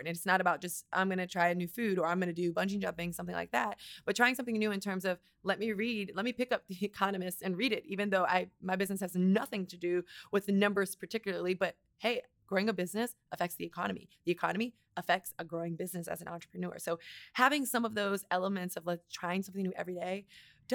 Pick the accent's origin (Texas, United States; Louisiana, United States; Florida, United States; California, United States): Florida, United States; Miami; moved away; also born or lived in New York; I grew up in Miami, Florida, 305